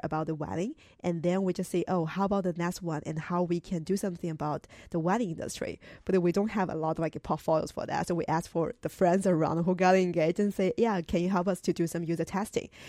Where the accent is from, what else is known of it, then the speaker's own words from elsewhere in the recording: China; moved away; I'm originally from China